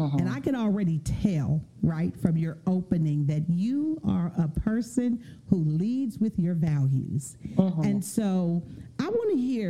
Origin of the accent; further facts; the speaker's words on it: San Francisco Bay Area, California, United States; I'm from the Bay Area, and so I've been a 49er fan all of my life